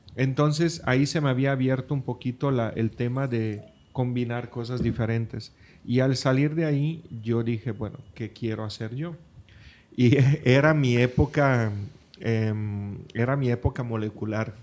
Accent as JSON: {"language": "Spanish", "region": "Friuli-Venezia Giulia", "country": "Italy", "tie": "born or raised there", "moved": "yes", "lives_now": "Los Cabos, Mexico", "said": "mi pueblo"}